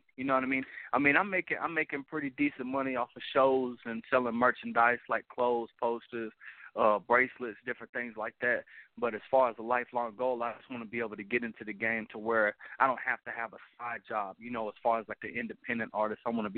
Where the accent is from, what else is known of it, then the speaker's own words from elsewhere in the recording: Denver, Colorado, United States; now in Enid, United States; I'm from Denver, Colorado, but I live in Enid, Oklahoma right now.